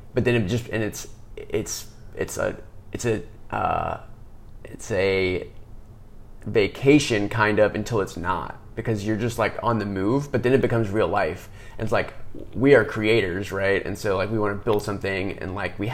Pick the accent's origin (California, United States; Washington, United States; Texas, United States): Texas, United States; Austin; growing up in Austin